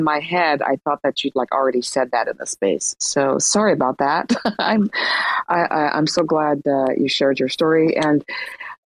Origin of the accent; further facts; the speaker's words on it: Iran; moved away; I'm from Iran